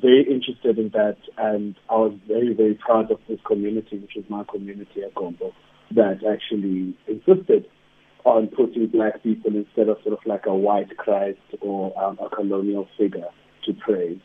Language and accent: English; East London, Eastern Cape, South Africa; moved away; also born or lived in Johannesburg; I grew up in East London